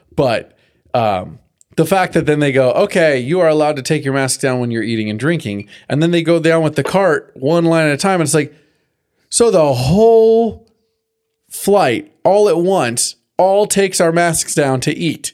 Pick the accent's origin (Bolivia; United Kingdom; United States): United States; California; growing up in California, having this drought